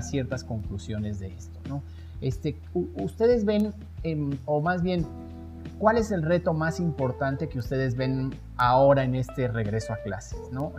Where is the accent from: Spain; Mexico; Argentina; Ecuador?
Mexico; como mexicanos